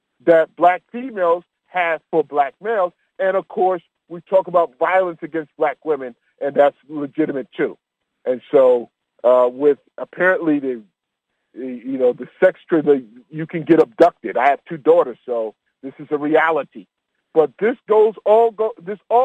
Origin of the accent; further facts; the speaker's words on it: New York, United States; moved away; But I'm from New York.